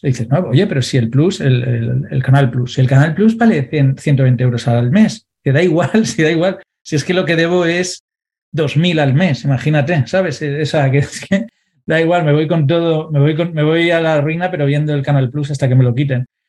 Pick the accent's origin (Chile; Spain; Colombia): Spain; Valencia, Valencian Community; yo soy de Valencia, no en el centro de Valencia